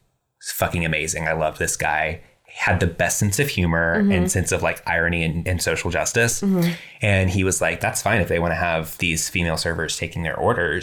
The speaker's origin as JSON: {"language": "English", "region": "Texas", "country": "United States", "said": "Oh, no. I'm from Texas, but I sound like this."}